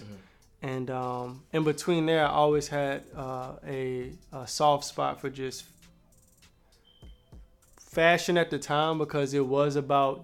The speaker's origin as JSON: {"language": "English", "town": "Richmond", "region": "Virginia", "country": "United States", "tie": "born or raised there", "said": "Richmond, Virginia. Where? Born and raised."}